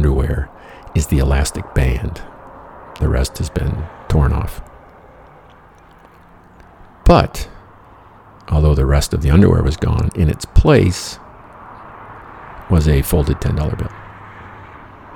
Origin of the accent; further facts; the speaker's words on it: Michigan, United States; I'm from Michigan